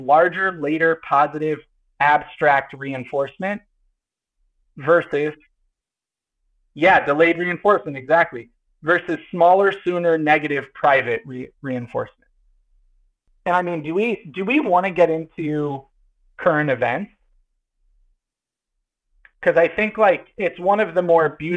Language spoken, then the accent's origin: English; Kansas City, Missouri, United States; I'm from Kansas City